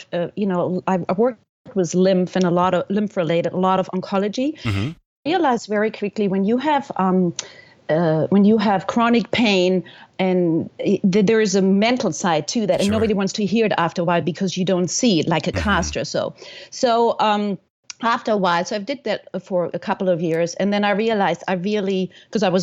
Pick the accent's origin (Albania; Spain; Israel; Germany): Germany; moved away as an adult; also born or lived in New York / California / Florida; now in United States; I am from Germany, and I came at the ripe age, or not, of 19 years old with my best friend